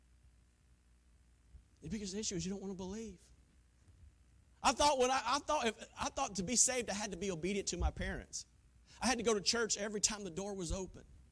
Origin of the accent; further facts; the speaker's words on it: Taylors, South Carolina, United States; growing up in Taylor's, Greenville, South Carolina